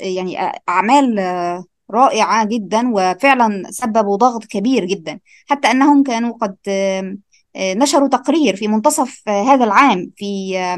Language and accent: Arabic; Egypt; بما اني انا مصريه